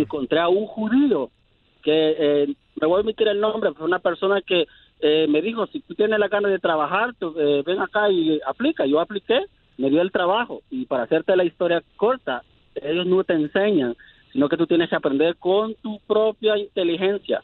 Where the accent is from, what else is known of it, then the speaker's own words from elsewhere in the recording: El Salvador; moved away as an adult; now in United States; Yo soy del Salvador. Vine a este país hace 10 años huyendo de las pandillas